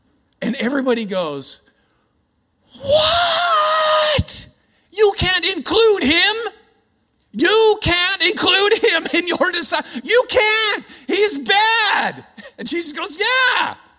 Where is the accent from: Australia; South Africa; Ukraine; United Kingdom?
Australia; Now, I'm Aussie. I just sound Canadian.